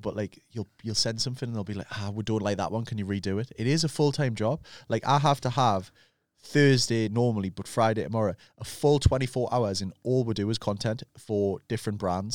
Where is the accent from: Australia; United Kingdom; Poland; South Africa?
United Kingdom; Newcastle upon Tyne, North East England